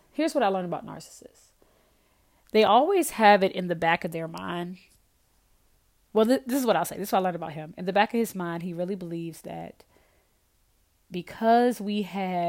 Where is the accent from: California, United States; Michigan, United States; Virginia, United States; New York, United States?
Virginia, United States; moved away as an adult; now in Louisiana, United States; I am originally from Virginia. I moved to Louisiana